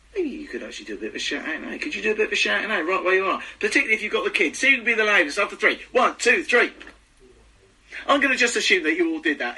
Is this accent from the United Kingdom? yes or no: yes; United Kingdom; Being very British